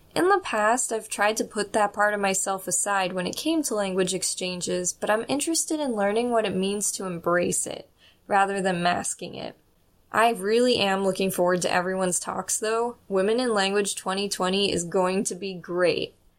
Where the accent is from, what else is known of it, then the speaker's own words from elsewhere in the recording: United States; accent: strong American; having a very strong American accent